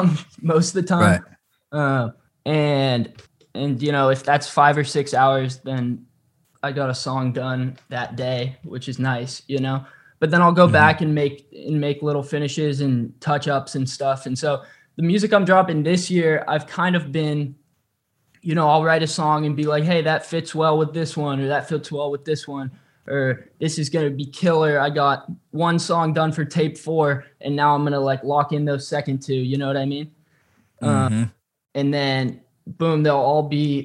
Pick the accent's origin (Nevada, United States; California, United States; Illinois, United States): California, United States; I grew up in California. I'm a California boy.